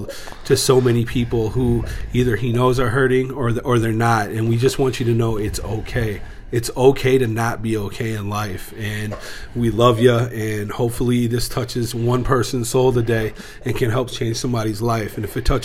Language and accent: English; St. Paul, Minnesota, United States; also born or lived in Edina, Minnesota / Twin Cities; I was born in Edina, Minnesota. Grew up in East St. Paul